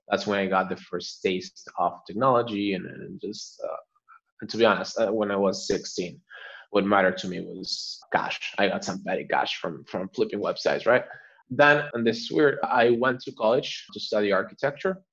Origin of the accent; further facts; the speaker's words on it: Argentina; now in Barcelona, Spain; I'm originally from Argentina, based in Barcelona